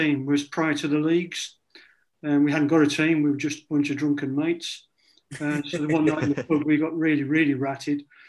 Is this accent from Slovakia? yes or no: no; Codsall, South Staffordshire, West Midlands, United Kingdom; I was born in Covan, which is a borough in South Staffordshire